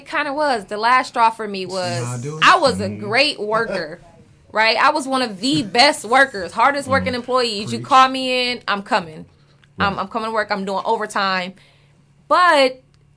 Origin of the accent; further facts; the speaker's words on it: Los Angeles, California, United States; I'm from Watts, California, born and raised